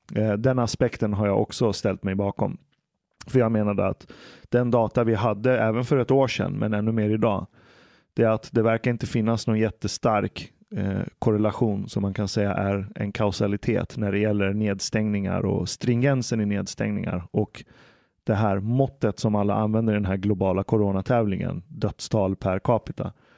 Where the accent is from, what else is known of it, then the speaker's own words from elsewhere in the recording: Stockholm, Stockholm County, Sweden; also born or lived in Iran; Jag växte upp här i Stockholm